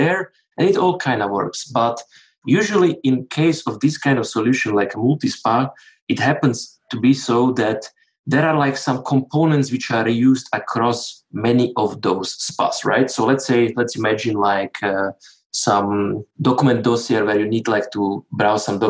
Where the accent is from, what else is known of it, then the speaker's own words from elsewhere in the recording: Slovakia; now in Switzerland; I'm from Slovakia